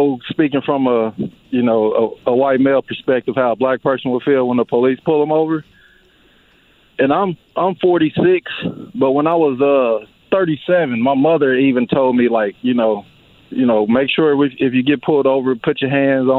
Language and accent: English; Indianapolis, Indiana, United States; We grew up on Warman together on the same street